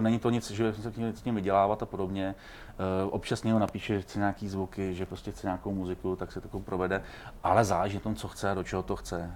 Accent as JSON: {"language": "Czech", "country": "Czechia", "said": "jsem hrdý na to, že jsem Čech"}